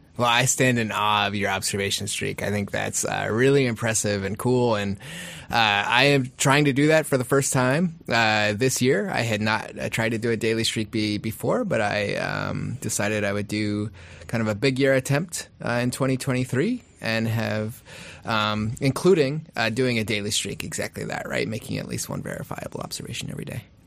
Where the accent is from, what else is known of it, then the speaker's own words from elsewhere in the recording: Kenai, Alaska, United States; now in Anchorage, United States; growing up in Kenai